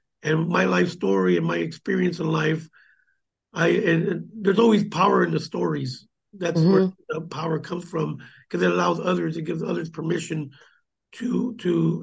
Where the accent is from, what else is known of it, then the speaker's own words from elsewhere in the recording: Gilroy, California, United States; I grew up here in Gilroy, you know, went to Rutgers School